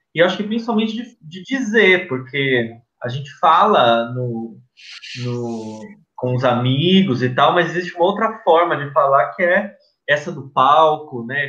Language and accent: Portuguese; ABC Paulista, São Paulo, Brazil; a gente é do ABC, meu avô uh, participou das greves do ABC